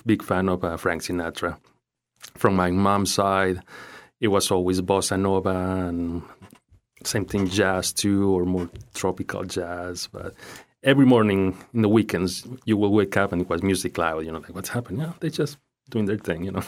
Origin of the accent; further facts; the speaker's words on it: Ecuador; English is a second language; moved away as an adult; also born or lived in Naples, Florida, United States; now in Fort Myers, United States; In Ecuador until I was nineteen years old and then moved to the U, United States, to Naples for sixteen years and now in Fort Myers for the last five, six years